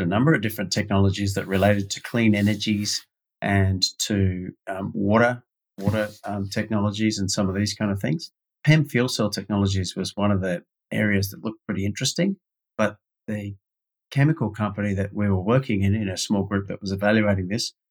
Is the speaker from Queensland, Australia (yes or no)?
no; Sydney, New South Wales, Australia; But like a lot of other people that grow up in Australia